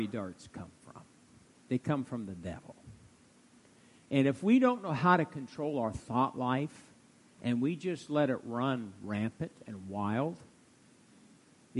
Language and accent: English; Fairbury, Nebraska, United States; also born or lived in Tulsa, Oklahoma; now in Norfolk, United States; We're both, you know, born in Nebraska, and she was from Monroe, and I was from Fairbury